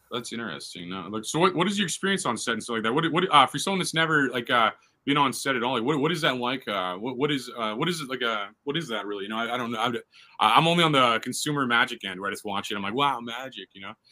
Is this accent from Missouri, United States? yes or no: yes; St. Louis, Missouri, United States; I'm from St. Louis